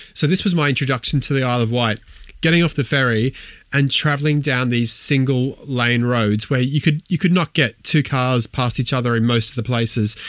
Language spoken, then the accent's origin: English; Australia; moved away as an adult; also born or lived in Wolverhampton; I grew up in Australia, born in Australia, grew up in Australia